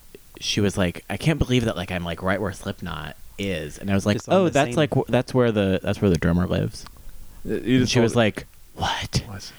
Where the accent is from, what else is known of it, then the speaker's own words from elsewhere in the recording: Des Moines, Iowa, United States; I grew up in Des Moines.